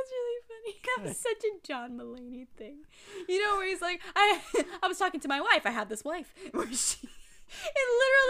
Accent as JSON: {"language": "English", "region": "Arizona", "country": "United States", "tie": "born or raised there", "said": "I grew up in Arizona."}